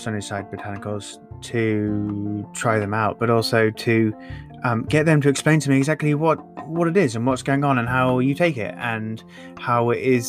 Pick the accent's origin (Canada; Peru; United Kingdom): United Kingdom; England; I'm from England